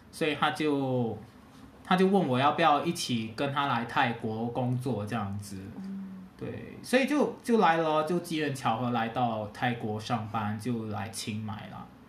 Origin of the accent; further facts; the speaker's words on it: Singapore; 我是来自新加坡的